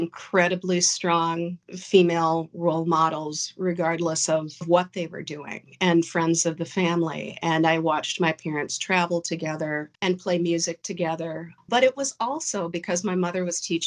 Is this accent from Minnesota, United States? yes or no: yes; Crystal, Minnesota, United States; I grew up in Crystal, Minnesota, which is a northwestern suburb of Minneapolis